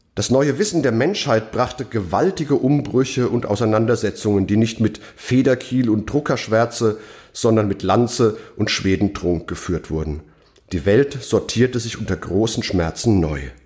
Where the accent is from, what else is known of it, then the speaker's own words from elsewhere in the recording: Mainz, Rhineland-Palatinate, Germany; meiner Heimatstadt Mainz